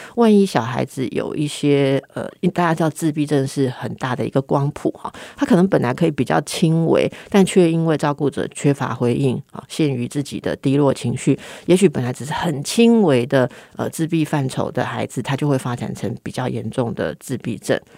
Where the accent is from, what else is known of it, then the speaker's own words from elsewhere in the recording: Taipei, Taiwan; 因为我是台北人呐